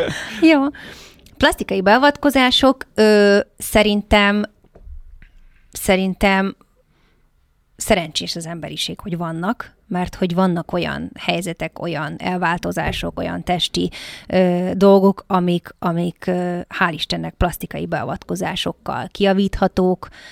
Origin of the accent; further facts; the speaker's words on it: Hungary; moved away; magyarként kikerülni külföldre